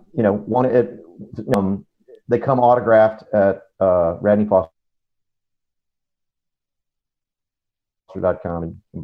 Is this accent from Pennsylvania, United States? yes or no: no; Del Rio, Texas, United States; from my hometown of Del Rio, Texas